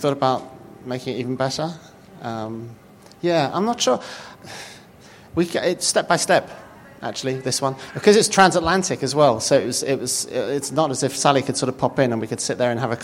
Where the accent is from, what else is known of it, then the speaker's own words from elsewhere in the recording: United Kingdom; I'm British